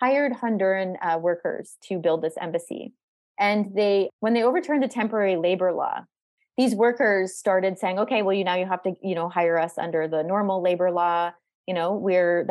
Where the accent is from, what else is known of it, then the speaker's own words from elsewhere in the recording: Canada; I'm Canadian